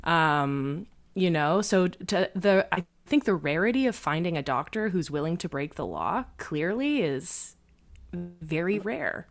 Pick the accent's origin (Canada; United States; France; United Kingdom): Canada; I, I am Canadian